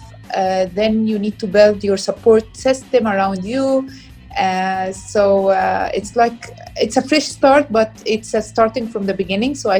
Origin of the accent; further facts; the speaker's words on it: Egypt; moved away as an adult; now in Dubai, United Arab Emirates; I'm originally from Egypt